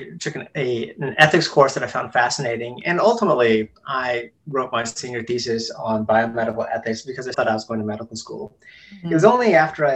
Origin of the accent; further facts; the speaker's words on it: South Carolina, United States; I was born in South Carolina, and they just ended up never moving back. Mm-hmm. We lived in a small rural town